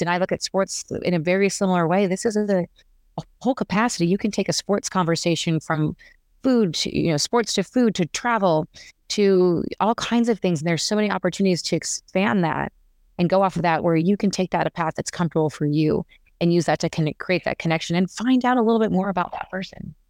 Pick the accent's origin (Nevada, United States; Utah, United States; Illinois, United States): Nevada, United States; Las Vegas; also born or lived in Arizona; I am a native Las Vegas, a person from Las Vegas